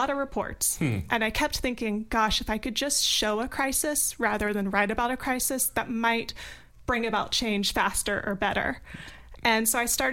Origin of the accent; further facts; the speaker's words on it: North Carolina, United States; moved away as an adult; now in Washington, D.C., United States; I've been in D.C. for about 12 years now. I grew up in North Carolina